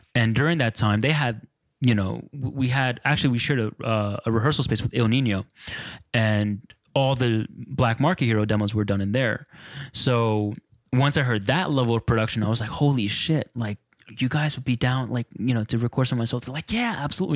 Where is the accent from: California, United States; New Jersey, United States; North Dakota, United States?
New Jersey, United States; I grew up on Spanish music and house and freestyle, you know, um, Jersey bred